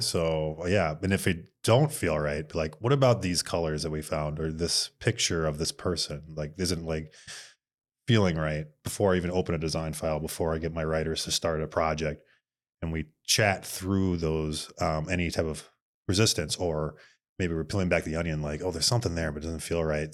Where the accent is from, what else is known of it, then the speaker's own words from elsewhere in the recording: Bloomington, Minnesota, United States; also born or lived in Moorhead, Minnesota / Fargo; I am from Mall of Americaville, A K A Bloomington, Minnesota